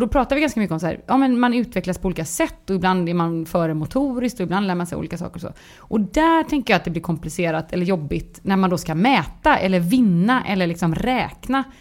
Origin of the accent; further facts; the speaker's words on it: Gothenburg, Västra Götaland, Sweden; jag är göteborgare